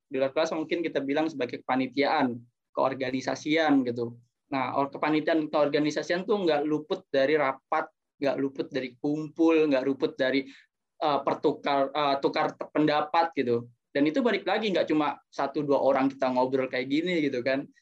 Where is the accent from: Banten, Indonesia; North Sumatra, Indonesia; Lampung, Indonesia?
Banten, Indonesia; Tangerang; also born or lived in East Java; Ketika aku sudah kembali lagi ke kota asalku, Tangerang atau bahkan Jawa Timur, aku bisa bermanfaat bagi lingkungan masyarakat.